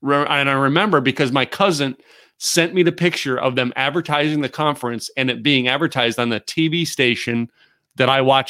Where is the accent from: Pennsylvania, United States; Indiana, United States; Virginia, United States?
Pennsylvania, United States; I'm from Pennsylvania.